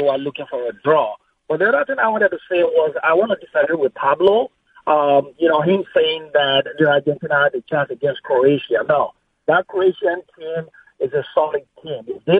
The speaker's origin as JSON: {"language": "English", "country": "Nigeria", "moved": "yes", "lives_now": "Los Angeles, United States", "said": "I'm from Nigeria."}